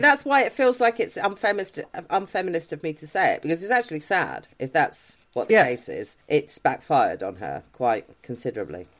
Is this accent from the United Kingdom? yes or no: yes; United Kingdom; we, as a British people